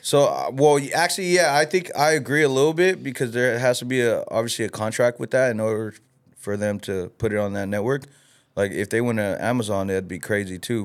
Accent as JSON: {"language": "English", "town": "Los Angeles", "region": "California", "country": "United States", "tie": "born or raised there", "said": "I'm from L A. I grew up in L A."}